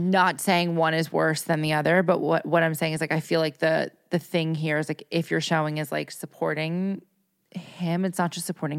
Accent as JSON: {"language": "English", "region": "New York", "country": "United States", "said": "I'm from New York. Like we live in cities."}